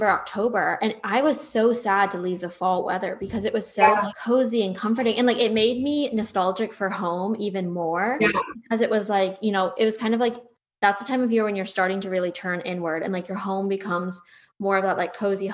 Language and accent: English; Northeast, United States; now in Texas, United States; I'm going to keep my Northeastern roots